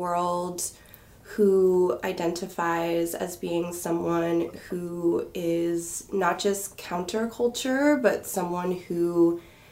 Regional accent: Bay Area of California, United States; moved away as an adult; now in Salem, United States; I am originally from the Bay Area of California. I lived there most of my life

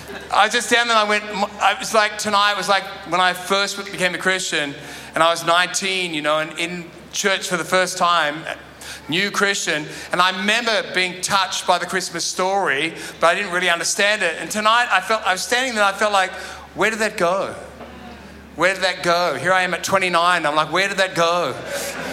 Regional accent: Sydney, New South Wales, Australia; I grew up in Sydney

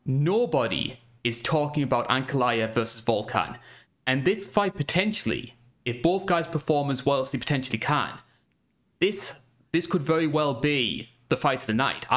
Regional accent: United Kingdom; obviously being a Brit, I am a little bit biased towards these guys who come in through Cage Warriors

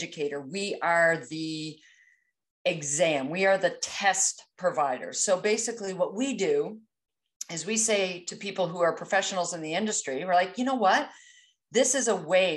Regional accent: East Coast of Canada, Atlantic Canada, Canada; I'm Canadian, so you may pick up on a few idiosyncrasies as far as my language goes a little bit, but I hail from the East Coast of Canada.

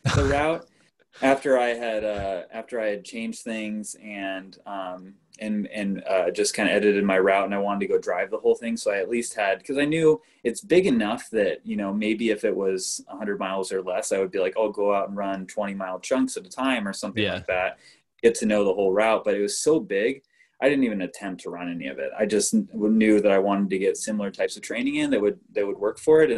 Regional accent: Des Moines, Iowa, United States; I grew up in Des Moines and central Iowa

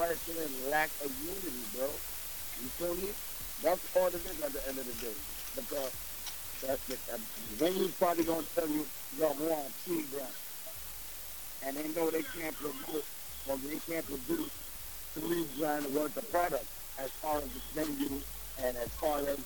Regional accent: New York, United States; now in New Brunswick, United States; I was born and raised in New York

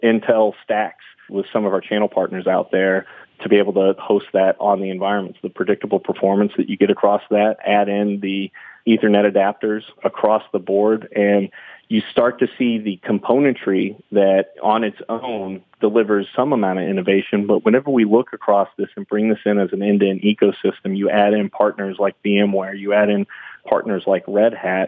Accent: Austin, Texas, United States; I'm from Austin, Texas

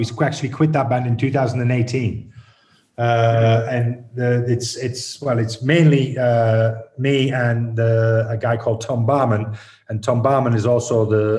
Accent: Stockton-on-Tees, North East England, United Kingdom; I'm from the North. I'm from Stockton, I'm from Teesside

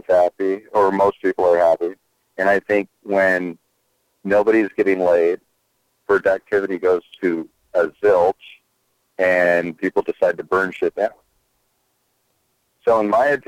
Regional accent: United States; accent: American; I've always been American

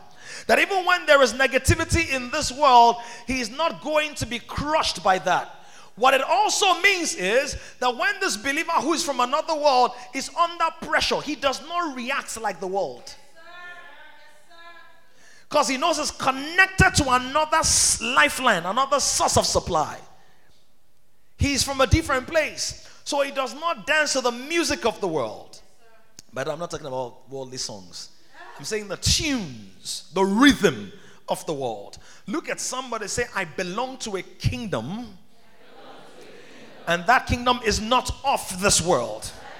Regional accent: Ekiti, Nigeria; I'm from Ekiti.

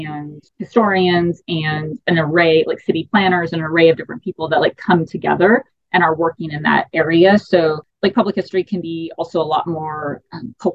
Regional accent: Texas, United States; moved away as an adult; also born or lived in Maine / Arizona; growing up in Texas.

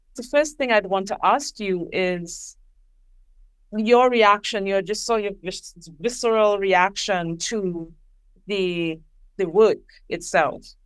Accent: Trinidad & Tobago; I am from Trinidad and Tobago

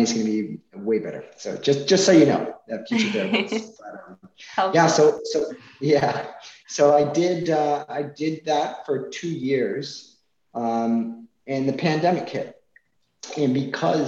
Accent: Massachusetts, United States; since we have family here, we're from Massachusetts, we decided to move back

